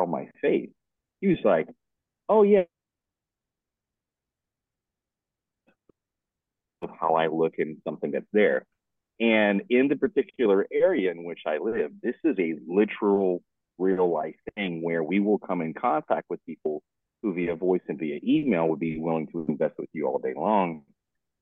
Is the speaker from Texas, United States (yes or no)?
yes; Texas, United States; now in Florida, United States; I'm from Texas, but I live in Florida.